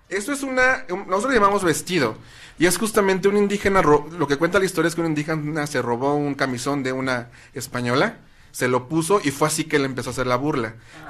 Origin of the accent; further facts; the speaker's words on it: Tepoztlán, Morelos, Mexico; En Tepoztlán se divide en barrios y mi barrio es el barrio del alacrán